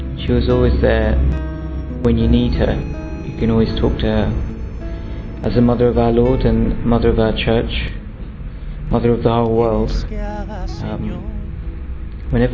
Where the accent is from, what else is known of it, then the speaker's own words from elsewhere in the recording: London, United Kingdom; I come from London and I'm 24 years old.